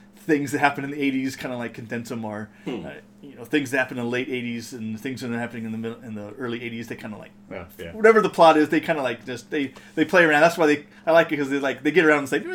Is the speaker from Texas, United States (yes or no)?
no; Southern California, United States; born or raised there